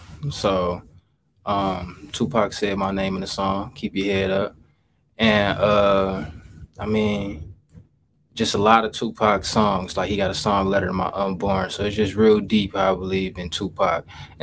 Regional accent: Waukegan, Illinois, United States; I'm from Waukegan, Illinois. We right in Waukegan right now.

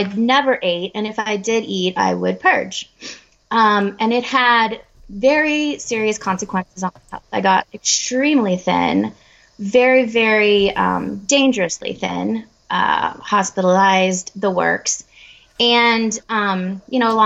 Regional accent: Colorado, United States; I'm from Colorado in the United States

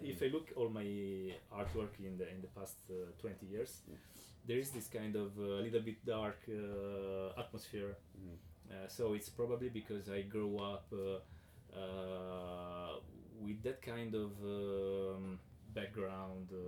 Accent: Southern Italy, Italy; English is a second language; I grew up in South Italy

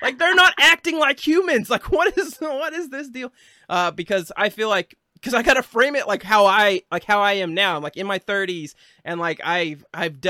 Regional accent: Arkansas, United States; I'm from Arkansas

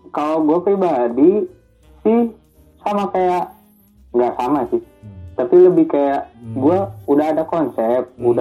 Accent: Bandung, West Java, Indonesia; now in Depok, Indonesia; gue orang Bandung ataupun disebutnya orang Sunda

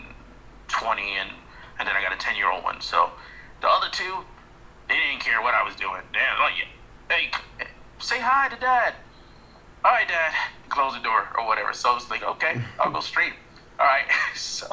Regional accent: New York, United States; I'm from New York, so my accent

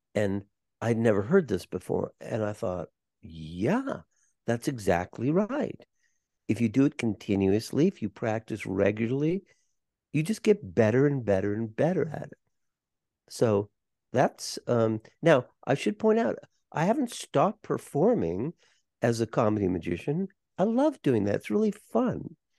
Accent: Los Angeles, California, United States; we're growing up in Los Angeles

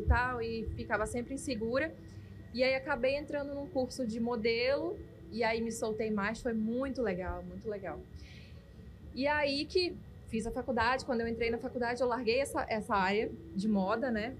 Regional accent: Manaus, Amazonas, Brazil; sou nascida e criada aqui, vivi aqui sempre e amo essa cidade

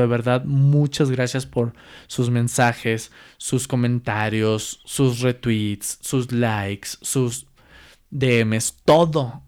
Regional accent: Mexico; como mexicanos

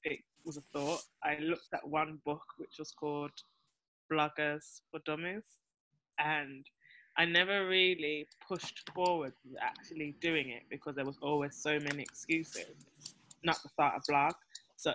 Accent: Birmingham, West Midlands, United Kingdom; also born or lived in Kent / London; now in Nevis, Saint Kitts and Nevis; I am from England originally, Birmingham more specifically.

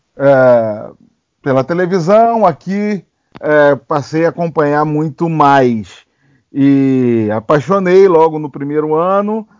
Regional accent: Cabo Frio, Araruama, Rio de Janeiro, Brazil; moved away as an adult; now in San Francisco, United States; morei a minha vida toda no Rio de Janeiro, em Cabo Frio, Araruama

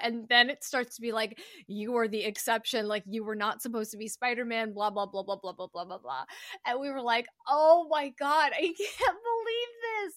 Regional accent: United States; as American citizens

